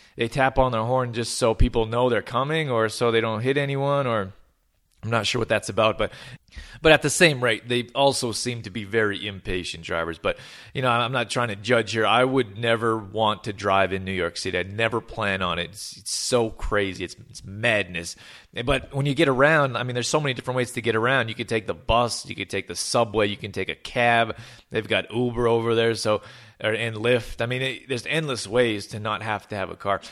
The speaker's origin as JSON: {"language": "English", "town": "Calgary", "region": "Alberta", "country": "Canada", "tie": "born or raised there", "also_born_or_lived": "Australia / Germany / Los Angeles", "said": "I was born and raised in Calgary, Alberta"}